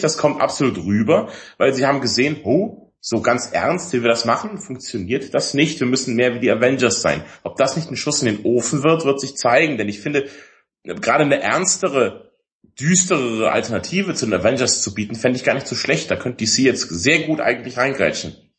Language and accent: German; Allgäu, Bavaria, Germany; Ich bin ja im Allgäu groß geworden